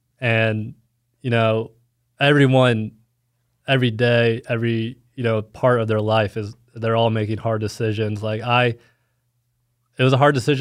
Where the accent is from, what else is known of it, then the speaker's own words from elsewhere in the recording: Dallas, Texas, United States; moved away as an adult; also born or lived in Fayetteville, Arkansas; now in Kansas City, United States; I'm from Dallas, Texas